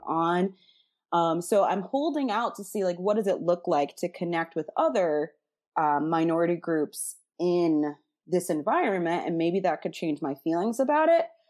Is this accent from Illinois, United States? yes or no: yes; Chicago, Illinois, United States; I was from Chicago